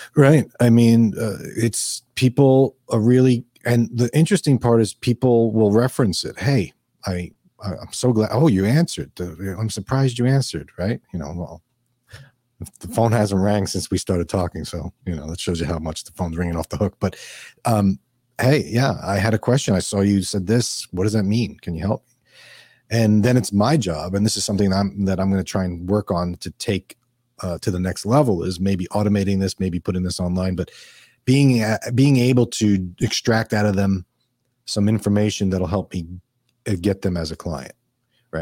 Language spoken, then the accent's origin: English; New York, United States; also born or lived in Minnesota; now in Florida, United States; I grew up in New York. I did live in Minnesota